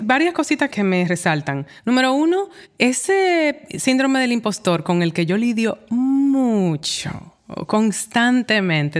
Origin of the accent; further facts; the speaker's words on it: Dominican Republic; also born or lived in New York; now in Santo Domingo, Dominican Republic; ahora estoy de vuelta en Santo Domingo y tengo que lidiar con mi país de origen